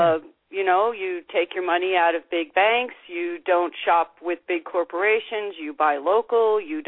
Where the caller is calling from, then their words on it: Canada; This is … from Canada.